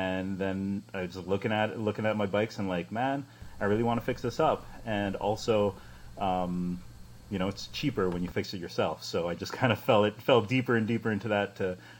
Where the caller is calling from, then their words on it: New Westminster, British Columbia, Canada; I am streaming from Vancouver, or a suburb of which is called New Westminster. So a little bit south of Vancouver